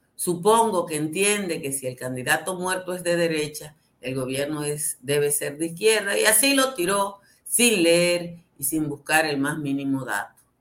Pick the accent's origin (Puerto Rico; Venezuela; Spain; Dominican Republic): Dominican Republic